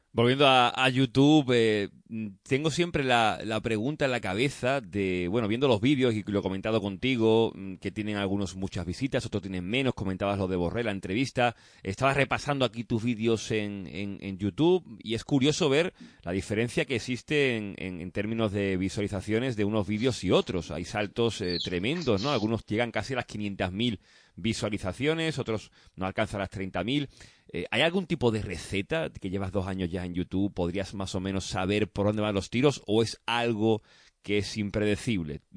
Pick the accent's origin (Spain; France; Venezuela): Spain; Huelva, Andalusia; Yo es que soy de Huelva